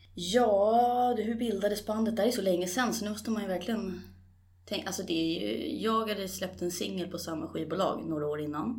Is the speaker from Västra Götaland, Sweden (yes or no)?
no; Stockholm, Stockholm County, Sweden; also born or lived in Årsta havsbad, Haninge; jag är ju född på- och uppvuxen egentligen på Kungsholm, men mina första tio år, eh, där bor jag idag också. Men, eh, sen flyttade vi ut till Årsta havsbad